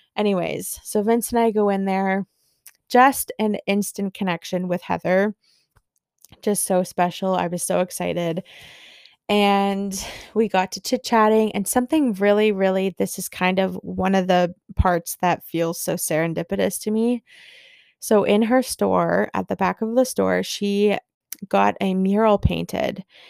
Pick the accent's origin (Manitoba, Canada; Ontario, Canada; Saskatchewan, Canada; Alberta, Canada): Ontario, Canada; Barrie; here in my hometown in Barrie